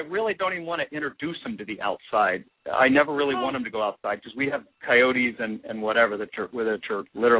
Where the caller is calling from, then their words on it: Oak View, California, United States; I'm calling from Oakview, right next to Ojai, where you are.